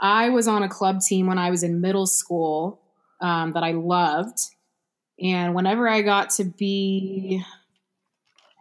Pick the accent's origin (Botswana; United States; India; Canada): United States; Houston, Texas; I'm from South Houston, and Challenge was all the way on the north side